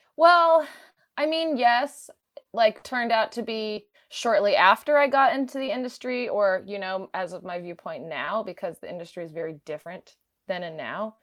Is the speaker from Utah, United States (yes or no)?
yes; Park City, Utah, United States; also born or lived in Oregon; I'm from Park City, Utah originally. Uh, spent my whole life in Utah.